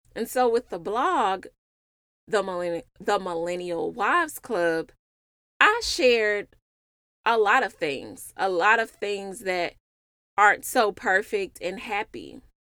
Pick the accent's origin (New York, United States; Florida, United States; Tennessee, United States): Tennessee, United States; Memphis; moved away as an adult; now in Dallas, United States; I'm originally from Memphis, and I moved to Dallas for my husband slash boyfriend.